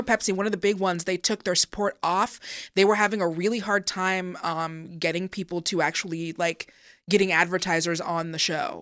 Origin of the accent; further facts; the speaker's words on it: Seattle, Washington, United States; I'm from Seattle